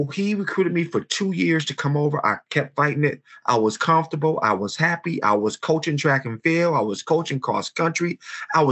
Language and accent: English; Detroit, Michigan, United States; Born and raised in Detroit, Michigan, Detroit Public Schools, graduate of Cody High School